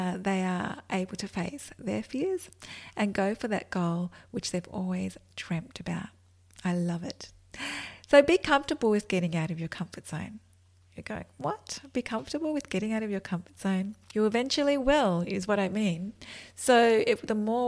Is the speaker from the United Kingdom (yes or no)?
no; Australia; accent: Australian; I'm in Australia, which is an awesome place, and you can probably tell by my accent.